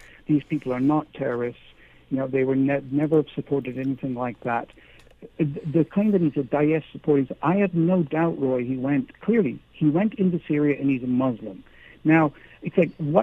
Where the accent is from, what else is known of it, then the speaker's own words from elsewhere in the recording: Canada; now in United Kingdom; my wife and I are both Canadian